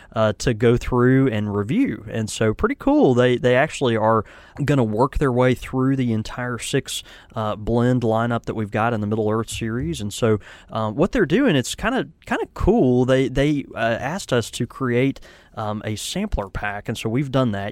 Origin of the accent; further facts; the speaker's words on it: the South, United States; I'm from the South